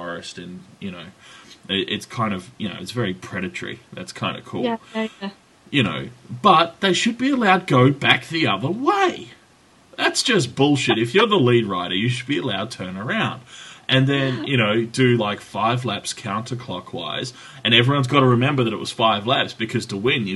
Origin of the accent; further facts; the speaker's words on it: Australia; I'm Australian